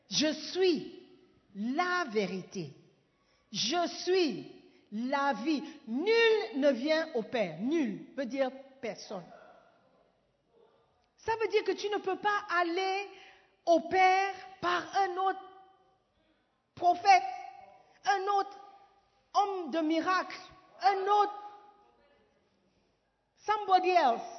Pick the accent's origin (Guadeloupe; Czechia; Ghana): Ghana; French is a second language; Mais il était surpris que je puisse dire que je ne suis pas francophone. Et je lui ai expliqué avec assurance, avec certitude, que je suis ghanéenne. Je, suis ghanéenne.